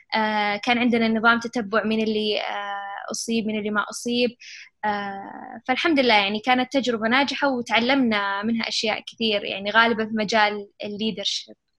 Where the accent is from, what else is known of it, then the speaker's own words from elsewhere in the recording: Saudi Arabia; also born or lived in Chicago; إحنا بالسعودية